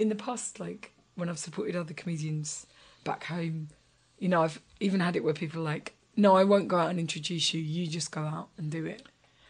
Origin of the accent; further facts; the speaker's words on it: England, United Kingdom; Sorry, I'm English, but it's a more Britishy version of it.